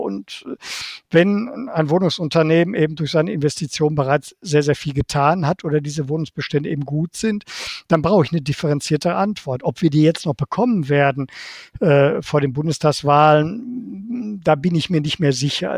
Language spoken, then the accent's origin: German; Bochum, North Rhine-Westphalia, Germany; moved away as an adult; also born or lived in Baden-Württemberg / Bonn / Berlin; in meiner Heimatstadt Bochum